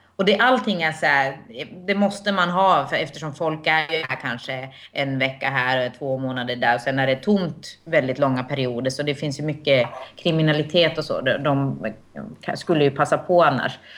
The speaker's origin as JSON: {"language": "Swedish", "country": "Finland", "moved": "yes", "lives_now": "Sweden", "said": "som finsk medborgare"}